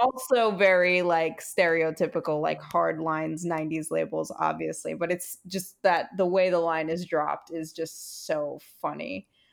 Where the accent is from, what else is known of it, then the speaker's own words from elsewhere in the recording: Brooklyn, New York, United States; growing up in Brooklyn